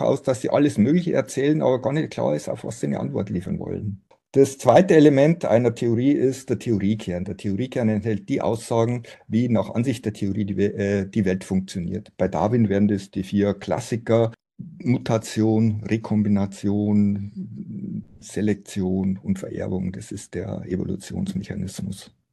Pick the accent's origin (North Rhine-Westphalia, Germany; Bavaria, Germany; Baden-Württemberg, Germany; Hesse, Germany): Bavaria, Germany; Simbach am Inn; moved away as an adult; also born or lived in Oxford; now in Munich, Germany; Ich bin gebürtiger Niederbayer, Simbach am Inn, um genau zu sein.